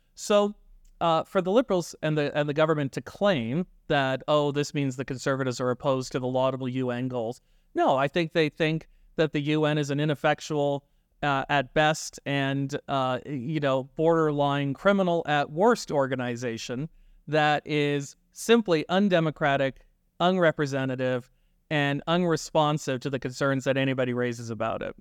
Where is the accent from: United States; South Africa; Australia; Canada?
Canada; our country